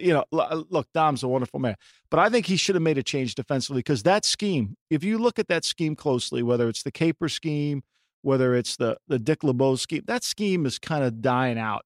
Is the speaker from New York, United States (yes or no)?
no; Ocean City, New Jersey, United States; my hometown called Ocean City, New Jersey